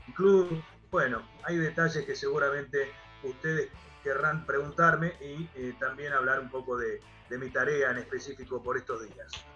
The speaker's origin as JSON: {"language": "Spanish", "country": "Argentina", "said": "aquí en mi país"}